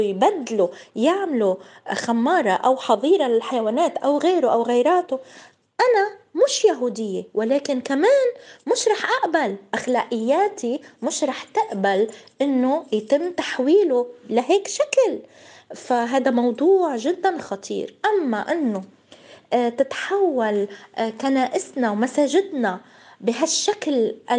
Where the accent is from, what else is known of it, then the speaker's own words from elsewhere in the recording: Palestine; انا مثلا كفلسطينية